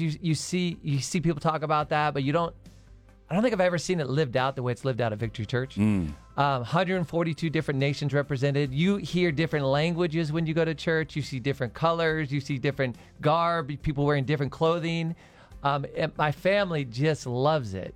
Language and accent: English; Arizona, United States; I was born and raised in Arizona